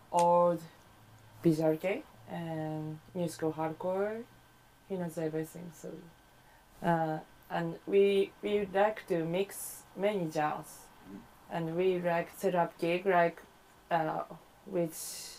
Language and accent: English; Sapporo, Hokkaido, Japan; English is a second language; now in Tokyo, Japan; My hometown is Sapporo.